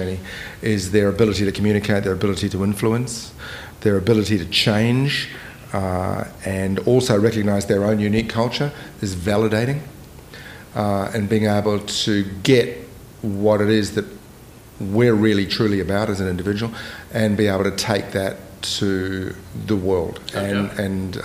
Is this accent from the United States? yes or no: no; Bay of Plenty, New Zealand; I grew up in New Zealand